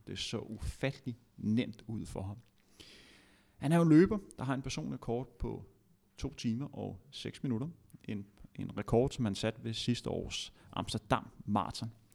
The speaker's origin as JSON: {"language": "Danish", "country": "Denmark", "said": "som dansker"}